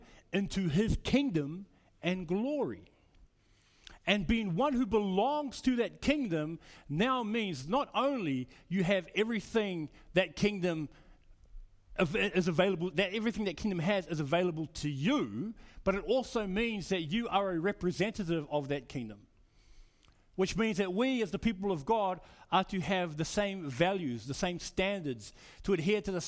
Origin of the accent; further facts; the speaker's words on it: New Zealand; now in Australia; I'm from New Zealand. I became an Australian citizen maybe 2003, 2004